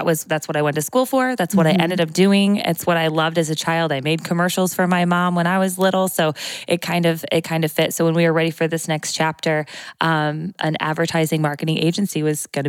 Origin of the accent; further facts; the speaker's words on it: Morton, Illinois, United States; I'm a local girl. So I grew up here, born and raised in Morton